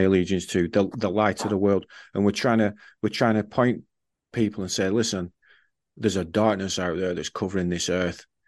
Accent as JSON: {"language": "English", "region": "England", "country": "United Kingdom", "said": "I'm an Englishman. I've served in the armed forces"}